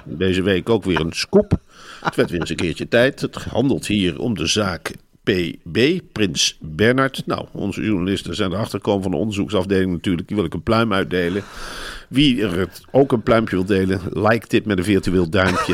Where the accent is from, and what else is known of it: Netherlands